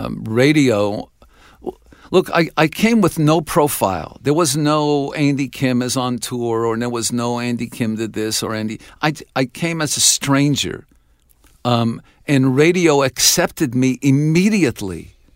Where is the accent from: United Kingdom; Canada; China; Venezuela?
Canada; I'm not only their son, but I'm a Canadian son.